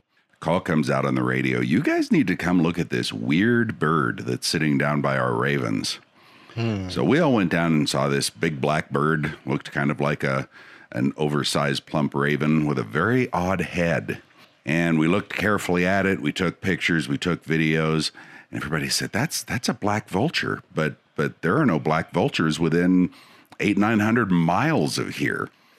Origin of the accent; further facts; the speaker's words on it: Boulder, Colorado, United States; We grew up in Boulder, Colorado.